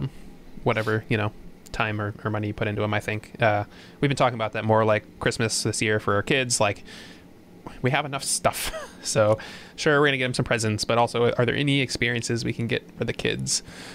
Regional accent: Michigan, United States; I grew up in Michigan

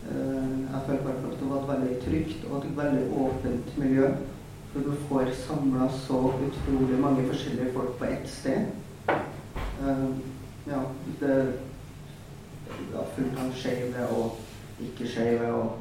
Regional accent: Trondheim, Trøndelag, Norway; er 23 år. Eh, jeg er en transmann, som har definerer meg som. Ja, vi går fra meg skeiv. Og jeg er også fra Trondheim.

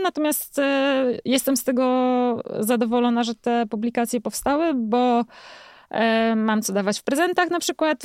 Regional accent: Jelenia Góra, Lower Silesian Voivodeship, Poland; Ja jestem taką dziewczyną z Jeleniej Góry, która lubi jeździć rowerami

